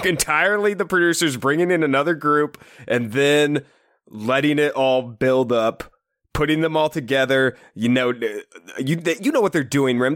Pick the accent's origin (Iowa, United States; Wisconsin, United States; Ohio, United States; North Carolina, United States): Iowa, United States; we're obviously from Iowa.